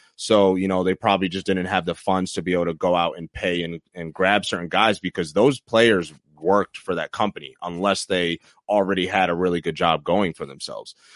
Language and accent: English; Troy, New York, United States; my hometown, Troy, New York